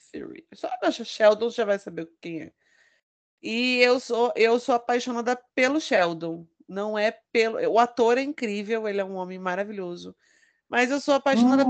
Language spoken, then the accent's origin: Portuguese; São Bernardo do Campo, São Paulo, Brazil; eu sou de São Bernardo do Campo